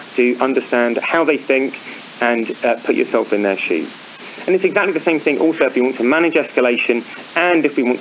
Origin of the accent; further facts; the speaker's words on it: United Kingdom; moved away; I'm British, obviously. You'll probably guess from my accent.